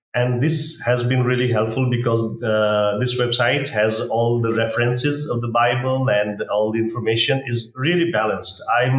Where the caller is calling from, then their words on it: Punjab, Pakistan; first language Punjabi; English is a second language; We have local languages, like I am in Punjab, and my mother tongue is Punjabi language.